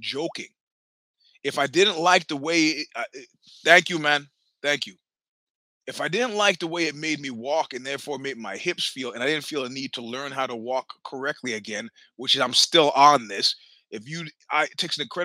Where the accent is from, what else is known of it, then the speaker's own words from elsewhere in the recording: New York City, New York, United States; I am from Brooklyn